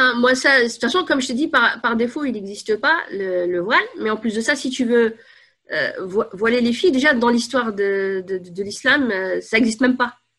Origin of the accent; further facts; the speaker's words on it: Paris, Île-de-France, France; Je suis née à Paris 14e.